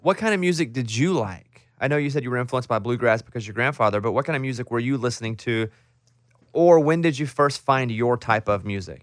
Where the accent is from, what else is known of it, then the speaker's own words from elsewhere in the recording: Arkansas, United States; moved away; I'm from Arkansas. We grew up near the same town.